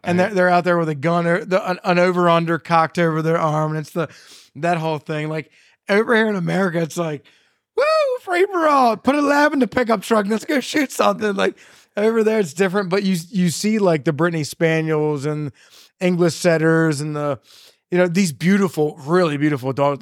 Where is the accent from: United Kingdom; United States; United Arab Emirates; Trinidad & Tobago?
United States; Carroll County, Maryland; I grew up in Carroll County, Maryland